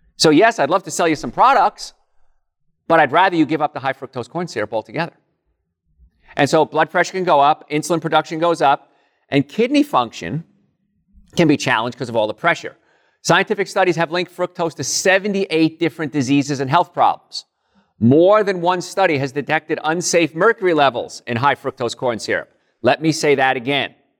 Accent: Hoboken, New Jersey, United States; moved away; Hoboken, New Jersey originally

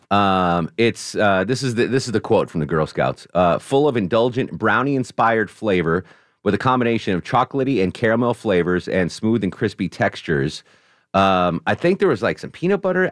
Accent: Connecticut, United States; in my home state of Connecticut

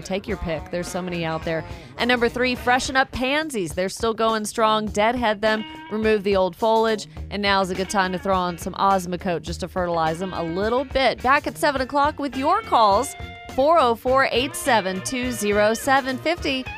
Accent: Woodstock, United States; my hometown, Woodstock

